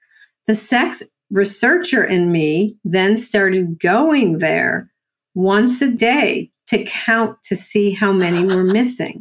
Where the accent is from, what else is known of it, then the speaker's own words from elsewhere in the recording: Buffalo, New York, United States; accent: New Yorker; from Buffalo, New York.